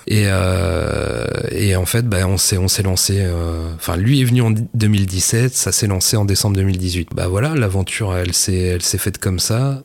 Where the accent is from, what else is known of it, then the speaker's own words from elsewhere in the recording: Mortagne-au-Perche, Normandy, France; also born or lived in Le Mans; j'ai grandi euh, bah, à Mortagne au Perche, précisément. Et euh, comme tous les percherons, je suis né au Mans